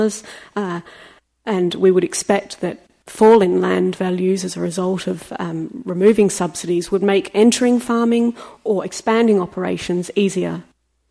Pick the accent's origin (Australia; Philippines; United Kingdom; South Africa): Australia; as an Australian